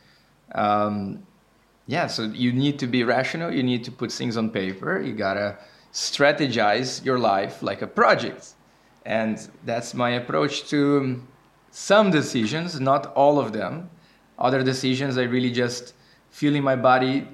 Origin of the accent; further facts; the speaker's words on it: Brazil; now in Amsterdam, Netherlands; I am 27 years old and I'm from Brazil. I now live in Amsterdam